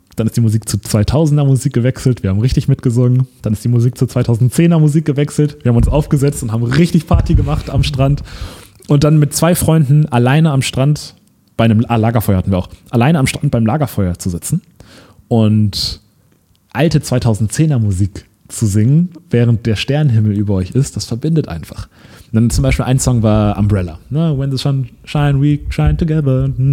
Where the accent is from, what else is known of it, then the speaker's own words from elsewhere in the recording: Lübeck, Schleswig-Holstein, Germany; moved away; in Lübeck, in meiner Heimatstadt, in meinem Elternhaus